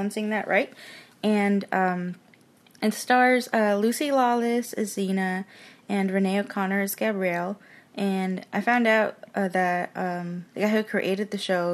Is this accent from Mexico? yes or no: yes; Mexico; moved away; I grew up in Mexico, so I remember seeing it dubbed on TV